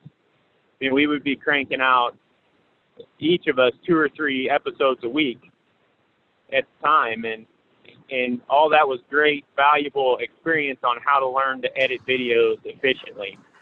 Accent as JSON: {"language": "English", "town": "Paris", "region": "Missouri", "country": "United States", "said": "I'm from Paris, Missouri. It's a little town, about a thousand people in it, in northeast Missouri. And I basically just grew up around hunting nonstop"}